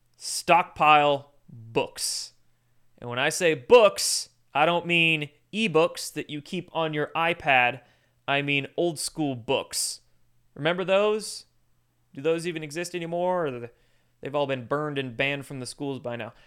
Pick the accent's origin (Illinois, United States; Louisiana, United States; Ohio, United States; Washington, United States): Washington, United States; I grew up in Washington State